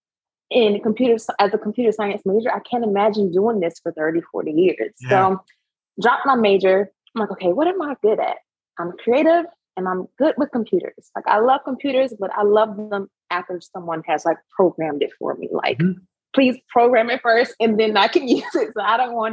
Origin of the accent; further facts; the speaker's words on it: Savannah, Georgia, United States; now in Charlotte, United States; I am originally from Savannah, Georgia, currently located and focusing on Charlotte, North Carolina